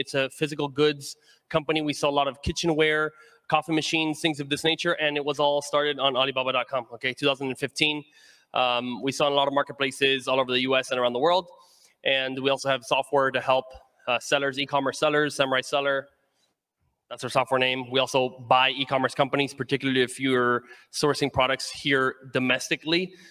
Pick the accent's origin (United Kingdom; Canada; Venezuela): Venezuela; moved away; I'm from Venezuela and I wanted to give jobs and hire people out there